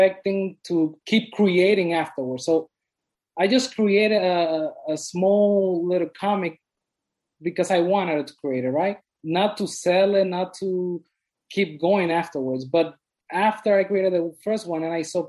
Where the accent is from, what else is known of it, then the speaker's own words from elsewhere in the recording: Dominican Republic; now in Bronx, United States; I am from the Dominican Republic, but I live in the Bronx